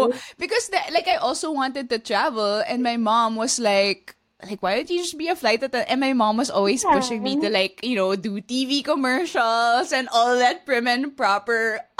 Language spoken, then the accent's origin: English; Philippines; accent: konyo; first language Taglish; moved away